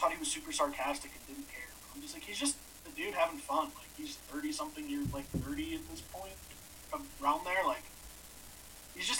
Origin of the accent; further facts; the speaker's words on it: Cleveland, Ohio, United States; moved away as an adult; also born or lived in Green Bay / Washington, D.C.; we're all from Cleveland.